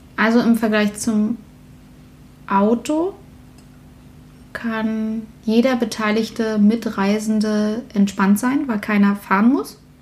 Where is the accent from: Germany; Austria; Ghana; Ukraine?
Germany; Berlin; die Kirchengemeinde bei uns in Berlin